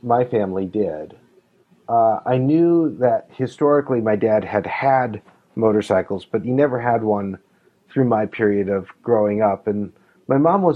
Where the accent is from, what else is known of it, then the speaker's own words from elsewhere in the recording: La Crosse, Wisconsin, United States; also born or lived in Utah; now in Minnesota, United States; I grew up in La Crosse, Wisconsin, near Milwaukee